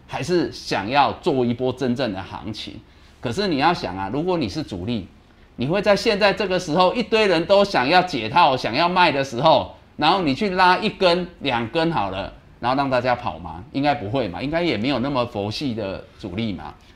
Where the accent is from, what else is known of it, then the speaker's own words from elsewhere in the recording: Taiwan; 因为我们台湾人的，大家的这个团结一致啊